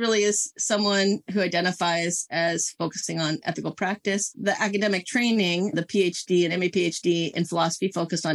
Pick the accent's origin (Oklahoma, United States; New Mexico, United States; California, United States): California, United States; Silicon Valley; now in Santa Cruz Mountains, United States; I grew up in the Silicon Valley that very much married me to tech in so many ways